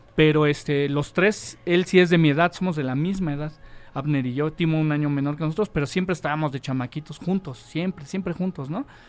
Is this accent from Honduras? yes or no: no; Mexico City, Mexico; also born or lived in Agrícola Oriental, Iztacalco; Yo soy este, oriundo de la Benito Juárez